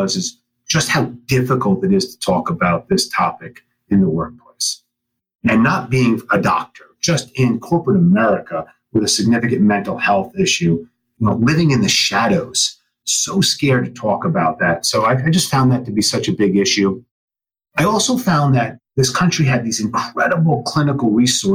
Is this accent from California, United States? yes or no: no; New York, United States; I am a New Yorker and from the Northeast